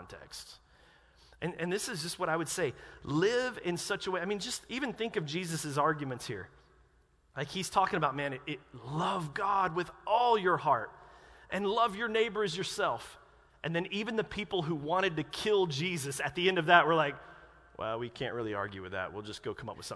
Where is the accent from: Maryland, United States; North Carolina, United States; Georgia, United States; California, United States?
North Carolina, United States; moved away; I grew up in North Carolina